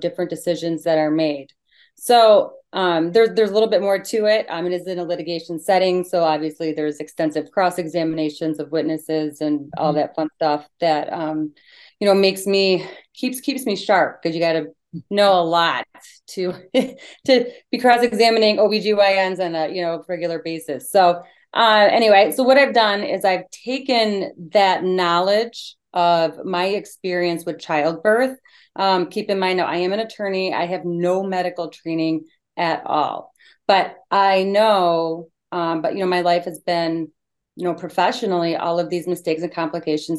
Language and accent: English; Michigan, United States; I'm from Michigan, and I have been an attorney for over 20 years